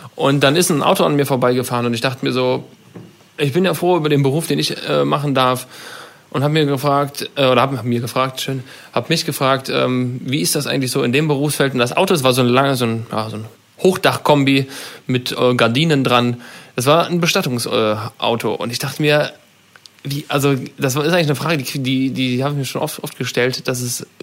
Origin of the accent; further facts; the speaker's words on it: Germany; da sind wir als Deutsche schon echt äh, ganz, ganz weit oben